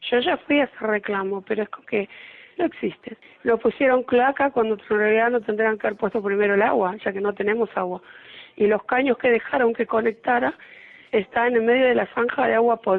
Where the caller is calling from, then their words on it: Monte Grande, Buenos Aires Province, Argentina; de Monte Grande, partido de Esteban Echavarría.